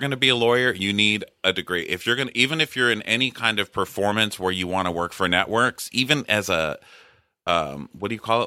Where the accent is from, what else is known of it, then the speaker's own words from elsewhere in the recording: Texas, United States; I'm from Texas